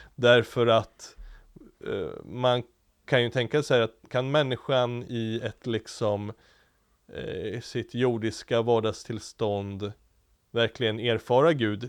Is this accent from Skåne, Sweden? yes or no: no; Diocese of Stockholm, Stockholm County, Sweden; hemma i i Stockholms stift och där jag växte upp